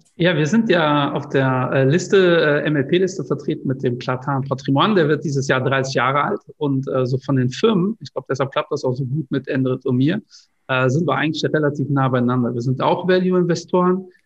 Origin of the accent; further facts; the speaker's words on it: Cologne, North Rhine-Westphalia, Germany; da ich Kölner bin